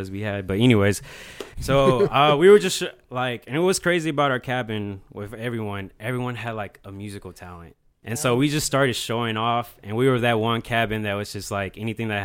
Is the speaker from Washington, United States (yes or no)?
no; Atlanta, Georgia, United States; moved away as an adult; now in Memphis, United States; I'm from Atlanta. Really, metro area